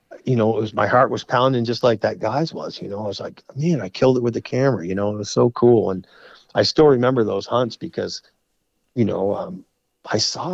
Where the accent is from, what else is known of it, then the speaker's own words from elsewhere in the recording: Vermont, United States; I'm from Vermont.